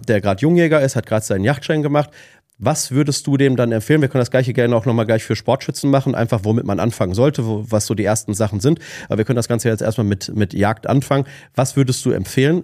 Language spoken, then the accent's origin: German; Ruhr area, North Rhine-Westphalia, Germany; ich komme aus, aus dem Ruhrgebiet